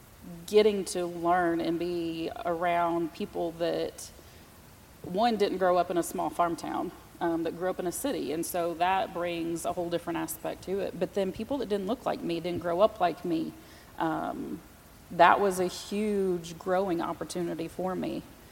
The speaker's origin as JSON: {"language": "English", "region": "Indiana", "country": "United States", "tie": "born or raised there", "moved": "yes", "lives_now": "Knoxville, United States", "said": "I am originally from Indiana. I grew up in a very white town."}